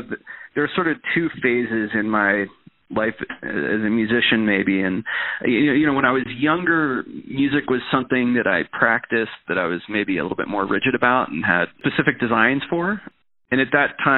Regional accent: Ohio, United States; moved away as an adult; also born or lived in Cincinnati, Ohio / New Zealand / New York City / California; now in Oregon, United States; I was born in Cincinnati, Ohio, and lived there for the first 7 years of my life

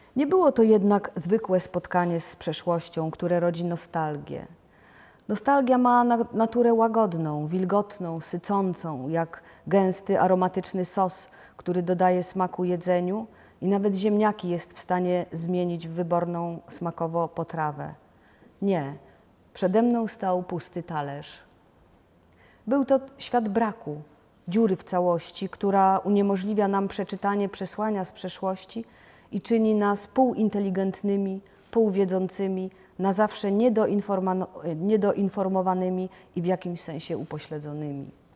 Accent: Lubusz Land, western Poland, Lubusz Voivodeship, Poland; moved away as an adult; also born or lived in Lower Silesia / Warsaw; Przyszłam na świat w 1962 roku na zachodnich rubieżach Polski, w historycznie rzecz biorąc wschodniej Brandenburgii, czy może lepiej powiedzieć na ziemi lubuskiej

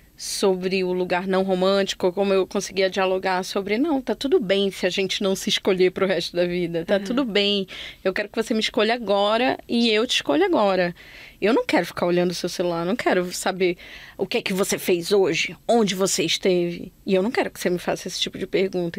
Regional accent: Belém, Pará, Brazil; moved away; foi só quando eu saí de Belém que eu cheguei aqui

